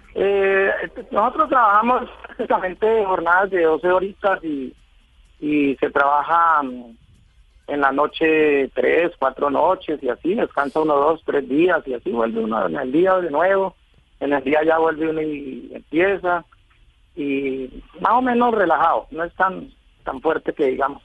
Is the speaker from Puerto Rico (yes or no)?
no; Villavicencio, Meta, Colombia; Yo, yo soy de Villavicencio, vivo en Villavicencio hace mucho tiempo ya.